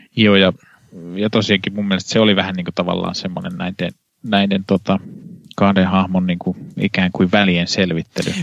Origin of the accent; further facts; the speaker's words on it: Kannus, Central Ostrobothnia, Finland; mun kotikaupungissa Kannuksessa